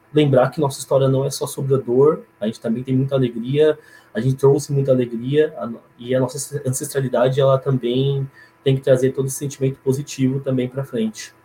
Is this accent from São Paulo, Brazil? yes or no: yes; São Paulo, Brazil; eu, como paulistano, como paulista